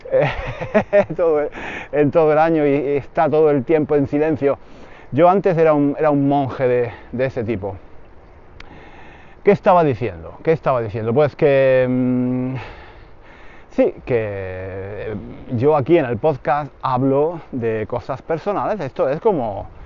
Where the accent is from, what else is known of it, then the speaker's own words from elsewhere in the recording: Granada, Andalusia, Spain; Yo soy de Granada y normalmente en verano íbamos a la playa en Málaga.